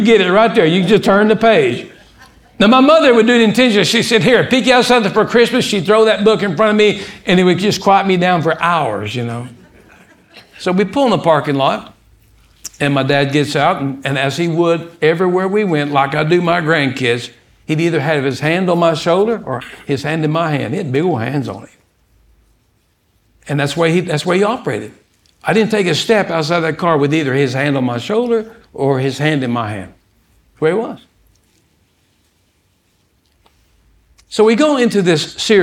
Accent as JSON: {"language": "English", "town": "Odessa", "region": "Texas", "country": "United States", "tie": "born or raised there", "said": "I was born in Odessa, Texas"}